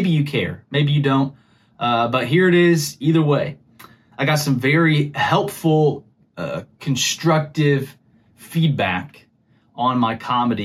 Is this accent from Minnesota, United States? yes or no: no; Missouri, United States; I'm from Missouri